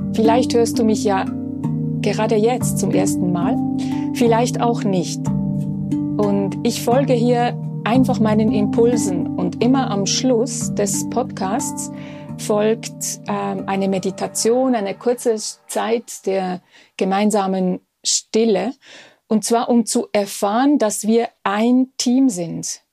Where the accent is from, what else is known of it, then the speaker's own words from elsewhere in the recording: Switzerland; Bei uns in der Schweiz